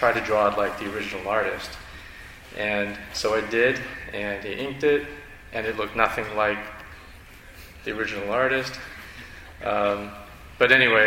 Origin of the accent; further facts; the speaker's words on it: Northern Virginia, United States; I grew up in Northern Virginia